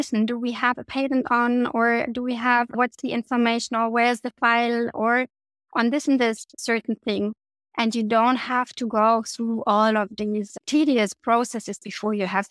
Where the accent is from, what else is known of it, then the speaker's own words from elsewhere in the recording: East Germany, Germany; I grew up in East Germany before the war came down